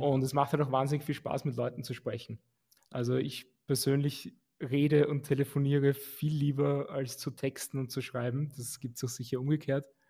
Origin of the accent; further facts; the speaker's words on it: Vienna, Austria; also born or lived in Lower Austria; ich bin geborener Wiener und bin auch in Wien geblieben